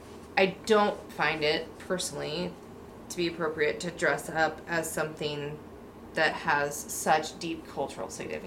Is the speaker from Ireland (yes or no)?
no; Pacific Northwest, United States; Because I've been born and raised in the Pacific Northwest